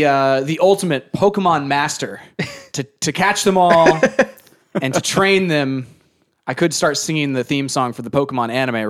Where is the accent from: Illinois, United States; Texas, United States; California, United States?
Illinois, United States; we're from Illinois.